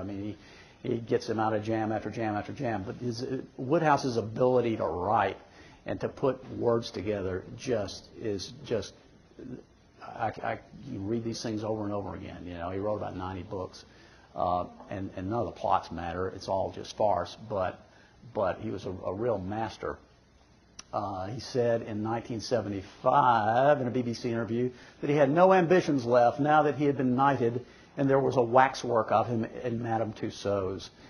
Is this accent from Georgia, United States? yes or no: no; Sylacauga, Alabama, United States; moved away as an adult; also born or lived in Dallas; moved back to Sylacauga to my hometown